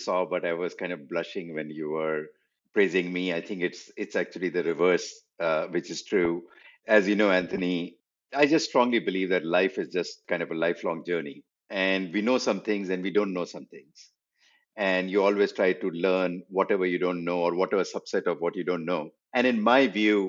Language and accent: English; India; moved away as an adult; also born or lived in Berkeley, United States; I was from India, and I came to Berkeley